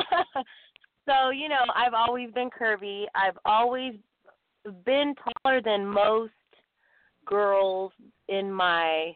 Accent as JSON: {"language": "English", "area": "San Francisco Bay Area", "region": "California", "country": "United States", "said": "I'm from the San Francisco Bay Area"}